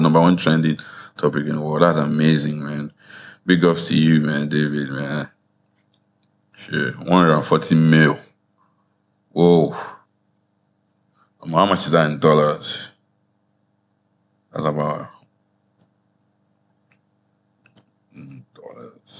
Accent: Nigeria; we're Nigerian people

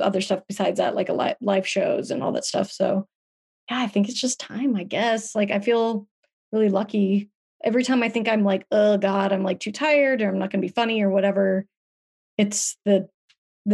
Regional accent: Salt Lake City, Utah, United States; moved away as an adult; also born or lived in Palm Springs, California; now in Los Angeles, United States; I was born in Palm Springs, but I was raised in Salt Lake City

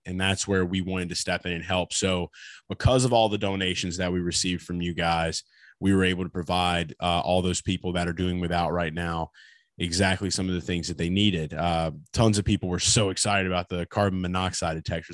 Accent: Louisiana, United States; the state of Louisiana, my home state

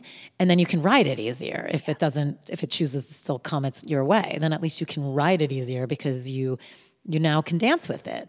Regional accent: New Jersey, United States; I'm from New Jersey

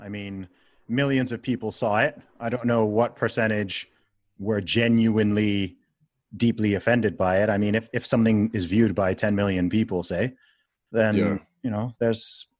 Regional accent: Saudi Arabia; I mean, I grew up in Saudi Arabia, right? So I know that laws like that exist out there

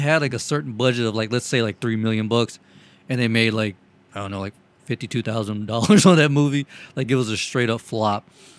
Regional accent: the South, United States; accent: southern; We're all from the South.

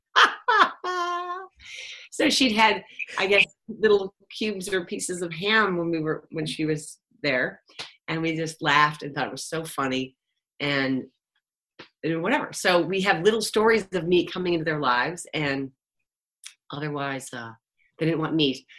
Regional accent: Cleveland, Ohio, United States; I'm from Cleveland, Ohio, where like garlic salt rules

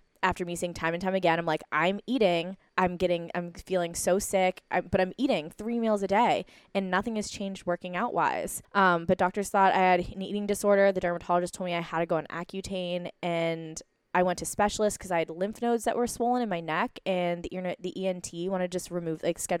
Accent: East Coast, United States; I grew up on the East Coast, very traditional medicine, going to the primary care doctor, so I didn't understand.

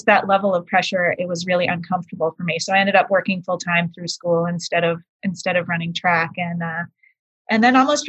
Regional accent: Boston, Massachusetts, United States; moved away; also born or lived in Maine; we moved from Boston to Maine

